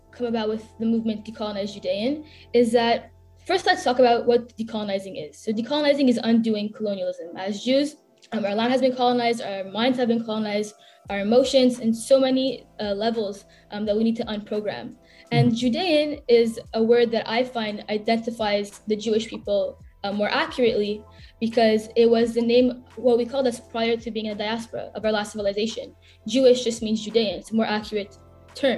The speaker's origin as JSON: {"language": "English", "town": "Montreal", "region": "Quebec", "country": "Canada", "tie": "born or raised there", "said": "I grew up in Montreal. I was born here"}